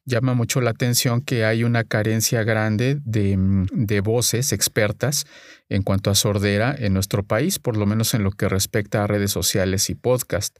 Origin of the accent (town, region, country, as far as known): Mexico